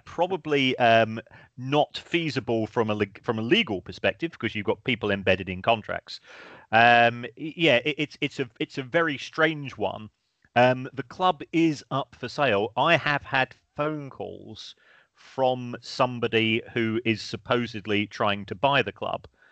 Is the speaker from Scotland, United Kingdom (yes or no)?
no; South London, United Kingdom; I grew up in South London myself